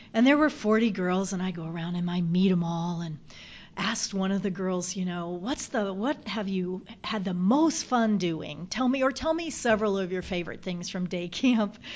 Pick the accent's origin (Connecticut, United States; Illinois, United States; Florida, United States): Florida, United States; now in Michigan, United States; I was a Girl Scout and went to Girl Scout camp in my home state of Florida.